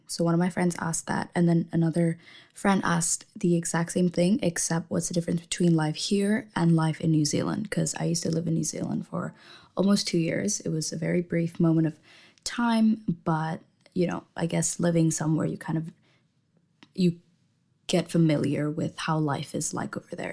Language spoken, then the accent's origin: English; Indonesia; moved away as an adult; now in London, United Kingdom; I am from Indonesia, and I just moved to London in September